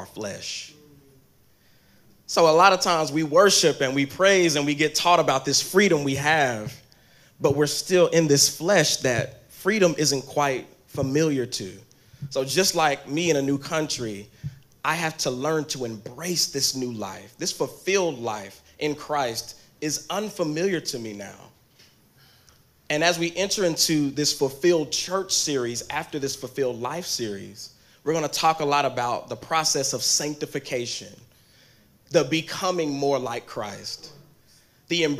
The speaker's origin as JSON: {"language": "English", "region": "Kansas", "country": "United States", "also_born_or_lived": "Texas", "moved": "yes", "lives_now": "New York, United States", "said": "I'm actually from Kansas, so I'm actually a farm boy"}